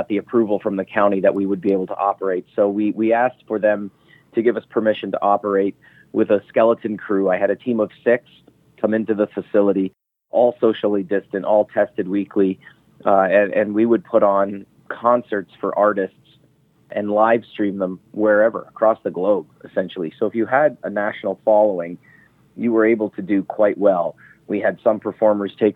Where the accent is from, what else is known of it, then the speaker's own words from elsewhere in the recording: Ontario, Canada; now in Las Vegas, United States; I am from Canada. So my mom and dad are still based up in Northern Ontario